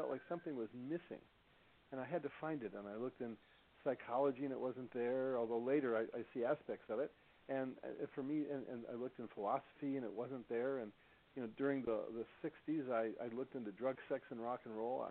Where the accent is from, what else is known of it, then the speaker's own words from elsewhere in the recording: Midwest, United States; also born or lived in New York City, United States / Chicago, United States / Detroit, United States; I was born in New York City. I grew up in Chicago and Detroit